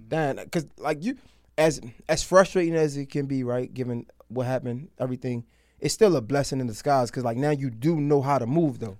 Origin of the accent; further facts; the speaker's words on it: Baltimore, Maryland, United States; moved away; I'm from Baltimore